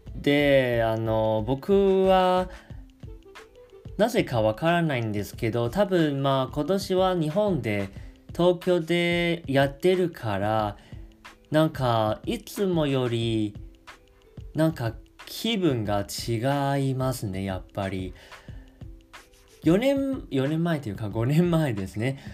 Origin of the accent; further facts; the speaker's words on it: Taiwan; 台湾人として